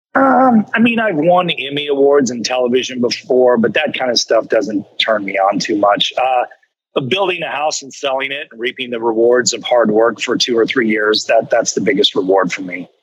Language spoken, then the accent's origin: English; Kansas City, United States; moved away; the barbecue I grew up with back in Kansas City